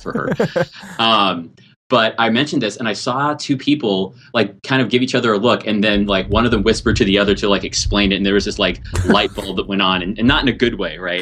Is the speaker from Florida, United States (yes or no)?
no; California, United States; I think of myself as ethnically Californian.